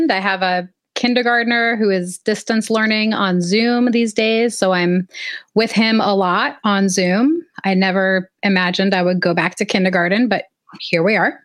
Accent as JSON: {"language": "English", "town": "Los Angeles", "region": "California", "country": "United States", "tie": "born or raised there", "said": "I grew up in Southern California. I grew up in Los Angeles."}